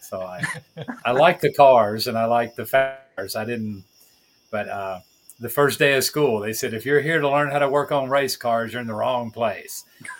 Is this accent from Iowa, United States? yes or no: no; Alamo, Tennessee, United States; moved away as an adult; also born or lived in Kansas / Nashville, Tennessee; now in Honduras; I'm actually from Alamo, Tennessee.